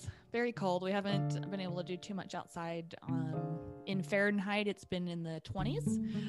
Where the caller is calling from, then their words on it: New York, United States; I am in Western New York in the United States. We're kind of right outside of Buffalo, about 30 minutes from Niagara Falls.